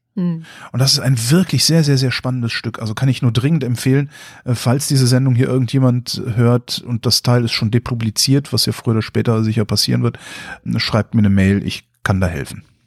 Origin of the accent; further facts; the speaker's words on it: Germany; als Deutscher